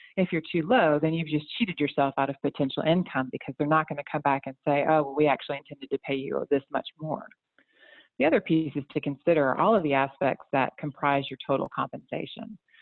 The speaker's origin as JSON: {"language": "English", "area": "outside of Atlanta", "region": "Georgia", "country": "United States", "tie": "born or raised there", "also_born_or_lived": "Chicago, Illinois / Winston-Salem, North Carolina", "lives_now": "North Carolina, United States", "said": "originally, I'm from Chicago, grew up a little bit outside of Atlanta"}